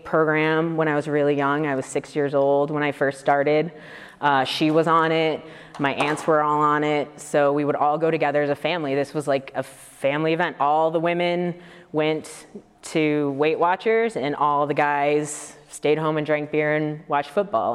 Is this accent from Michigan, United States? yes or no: yes; Detroit, Michigan, United States; moved away; I grew up in Detroit originally